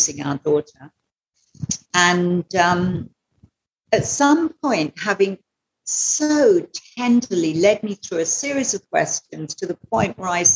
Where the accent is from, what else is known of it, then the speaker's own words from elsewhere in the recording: England, United Kingdom; moved away as an adult; now in Goa, India; I'm from England originally.